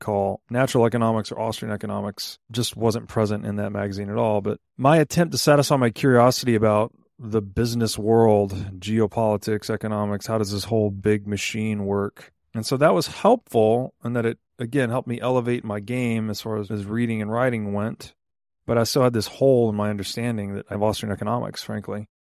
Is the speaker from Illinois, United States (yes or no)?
no; Chattanooga, Tennessee, United States; I grew up mostly in Chattanooga, Tennessee.